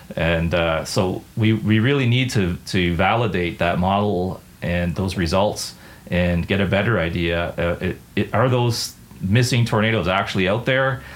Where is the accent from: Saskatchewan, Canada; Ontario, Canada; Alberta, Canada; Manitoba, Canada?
Ontario, Canada; Windsor; I grew up in Windsor, Ontario, which is just across the border from Detroit